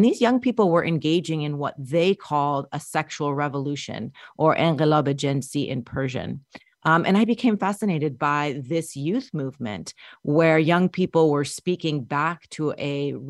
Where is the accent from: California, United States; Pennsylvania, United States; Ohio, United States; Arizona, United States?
California, United States; Southern; also born or lived in Minneapolis, Minnesota; now in Montana, United States; My parents fled Iran during the revolution, and I was born in Minneapolis, Minnesota, grew up in Southern California. We moved there in the 1980s after my father faced some incidents of xenophobia during the Iran hostage crisis in Minnesota. So I grew up mostly in Southern California